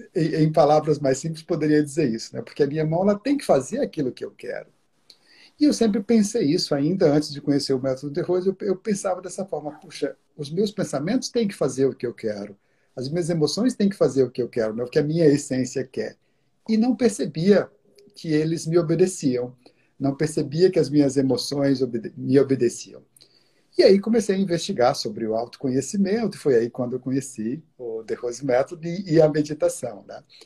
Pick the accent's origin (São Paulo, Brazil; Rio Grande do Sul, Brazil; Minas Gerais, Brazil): Minas Gerais, Brazil; also born or lived in Curitiba, Brazil; now in New York, United States; Eu sou originalmente eu sou de Minas Gerais mas adotei como adotei Curitiba como minha, minha segunda segunda casa